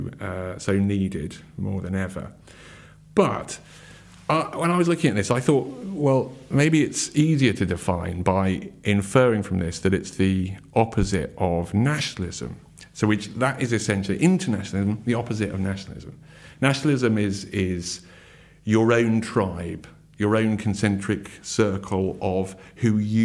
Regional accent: United Kingdom; also born or lived in Surrey, England; as a British person living in Surrey in England

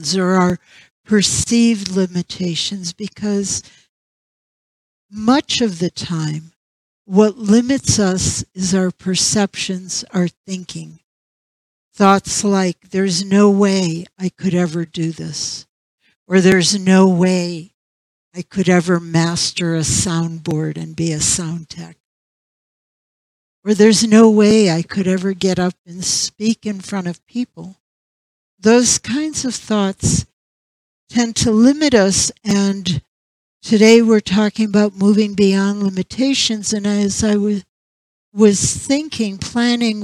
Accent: St. Petersburg, Florida, United States; moved away; St. Petersburg, and that was my hometown for many, many years

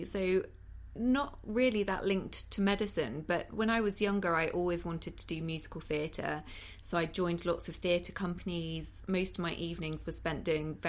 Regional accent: Cheddar, South West England, United Kingdom; moved away as an adult; now in London, United Kingdom; I'm from the West Country, so Cheddar in Somerset

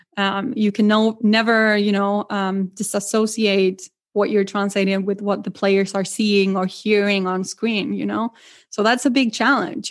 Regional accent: Argentina; English is a second language; moved away as an adult; now in Milwaukee, United States; I'm originally from Argentina

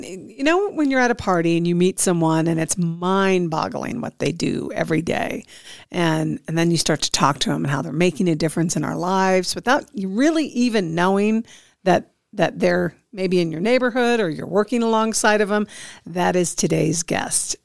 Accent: Midwest, United States; now in Nevada, United States; coming from back Midwest

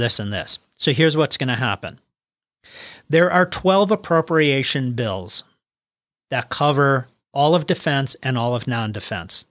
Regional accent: Wisconsin, United States; we are from Wisconsin

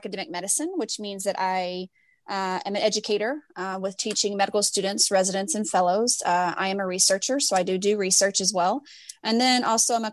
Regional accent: Louisville, Kentucky, United States; now in Galveston, United States; I am originally from Louisville, Kentucky.

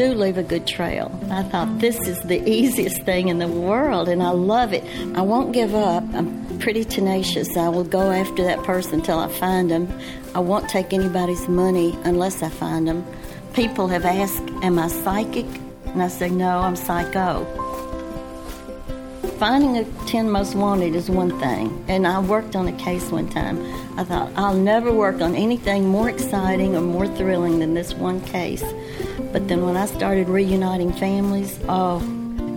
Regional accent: the South, United States; accent: Southern; my Southern accent

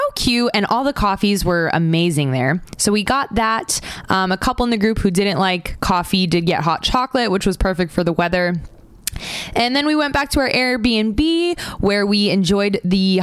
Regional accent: Florida, United States; I'm from Florida

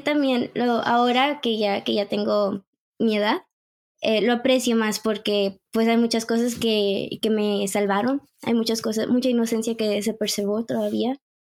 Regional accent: Monterrey, Nuevo León, Mexico; now in Canada; nací en México, Monterrey, y me vine a Canadá en el 2011

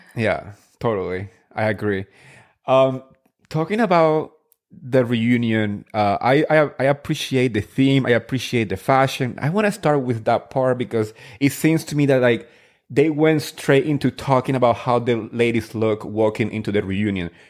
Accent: New Jersey, United States; I grew up in Jersey

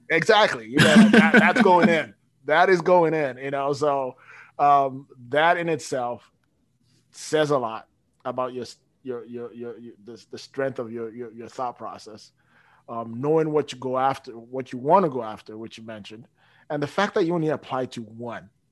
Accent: Toronto, Ontario, Canada; moved away as an adult; now in Frankfort, United States; I'm from Toronto.

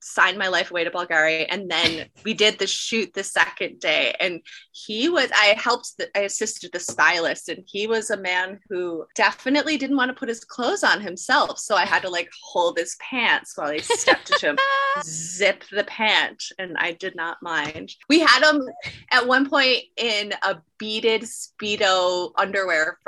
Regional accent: Buffalo, New York, United States; moved away as an adult; also born or lived in Philadelphia; now in New York City, United States; I'm from Buffalo, New York

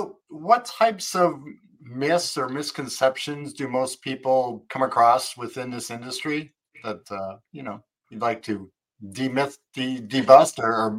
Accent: Midwest, United States; also born or lived in Arlington Heights, Illinois / Schaumburg, Illinois; I grew up in Midwest. I spent some time in Arlington Heights and Schaumburg.

